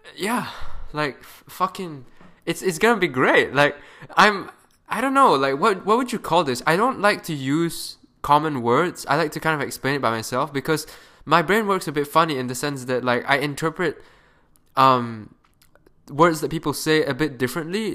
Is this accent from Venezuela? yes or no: no; Malaysia; moved away as an adult; now in Canada; I am a Malaysian kid currently studying in Canada.